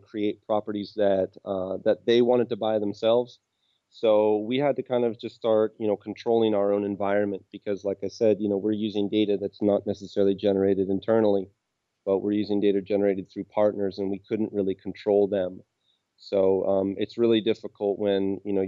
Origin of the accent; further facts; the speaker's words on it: Seattle, Washington, United States; moved away as an adult; now in Krakow, Poland; I'm from Seattle, and I'm in Krakow right now